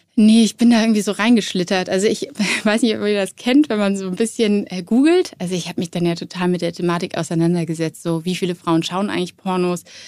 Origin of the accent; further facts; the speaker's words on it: Cologne, North Rhine-Westphalia, Germany; ich war so zwölf und ähm, ich bin damals in Köln zur Schule gegangen